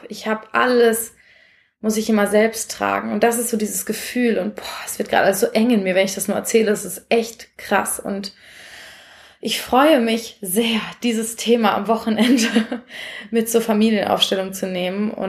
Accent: Essen, North Rhine-Westphalia, Germany; da bin ich nämlich nach Essen gefahren, wo ich aufgewachsen bin

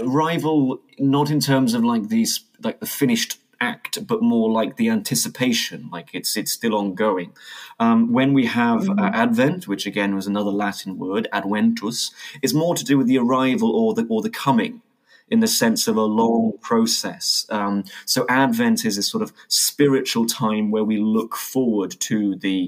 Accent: United Kingdom; being British

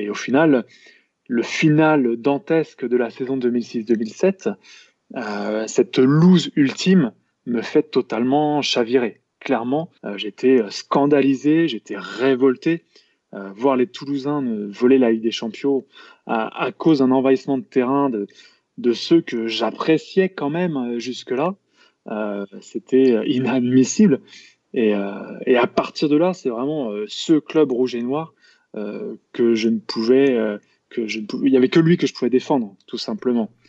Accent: Lamballe, Brittany, France; also born or lived in Rennes; je suis né à Rennes, mais très honnêtement, j'y ai vécu très peu quand j'étais gamin. J'ai fait plutôt toute mon enfance sur la côte de Pintièvre, et donc bah, je représente presque fièrement Lamballe

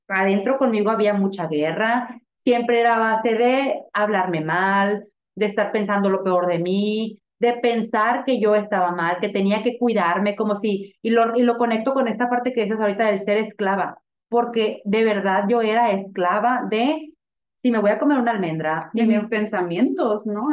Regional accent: Sonora, Mexico; also born or lived in Mexico City, Mexico; now in Tijuana, Mexico; venimos de Sonora

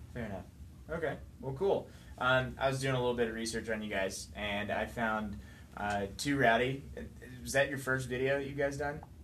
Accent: High Point, North Carolina, United States; also born or lived in South Central Tennessee; I'm from High Point.

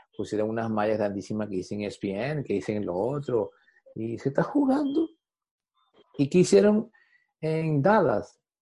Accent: Venezuela; como venezolano

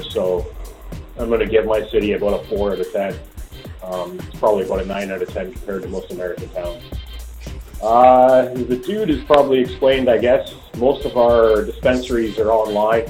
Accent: Cambridge, Ontario, Canada; I'm from Cambridge, Ontario, Canada

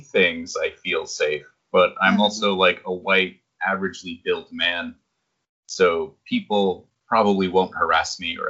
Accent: New Hampshire, United States; moved away as an adult; also born or lived in Boston; now in Japan; I was born and raised in New Hampshire. I spent about 5 years living in Boston. And then after that, I moved to Japan back in 2012.

